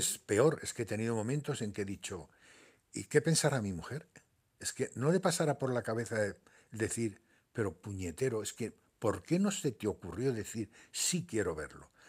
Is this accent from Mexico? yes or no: no; Tetouan, Tanger-Tetouan-Al Hoceima, Morocco; also born or lived in Larache, Morocco / Seville, Spain / Málaga, Spain; now in Spain; yo soy nacido en, Marruecos, mm. nací en Larache y me quería en Tetuán